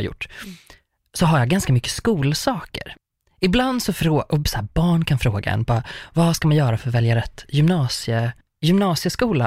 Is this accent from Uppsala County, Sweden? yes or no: yes; Uppsala, Uppsala County, Sweden; Jag är uppvuxen i Uppsala